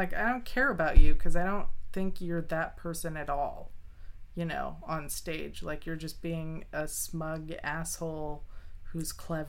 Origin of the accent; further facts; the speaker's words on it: Arkansas, United States; born there; My grandma's from Arkansas. Like, I was born in Arkansas.